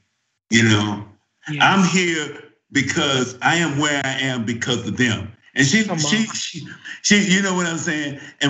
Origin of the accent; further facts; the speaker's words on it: San Francisco, California, United States; also born or lived in Deep South; even though I was born and raised in San Francisco